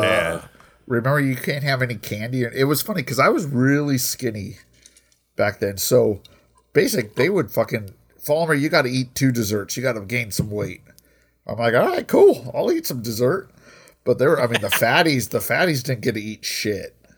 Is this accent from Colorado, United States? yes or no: yes; Colorado, United States; I grew up in Colorado